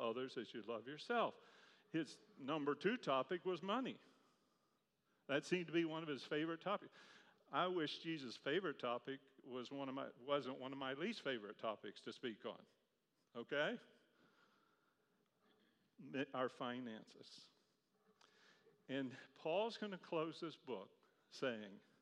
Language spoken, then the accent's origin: English; Charlottesville, Virginia, United States; I grew up in Charlottesville, Virginia